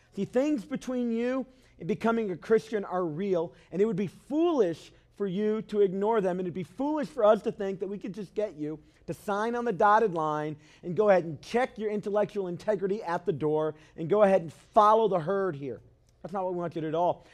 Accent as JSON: {"language": "English", "town": "Cleveland", "region": "Tennessee", "country": "United States", "tie": "born or raised there", "said": "Where I'm from, I was raised mostly in Cleveland, Tennessee"}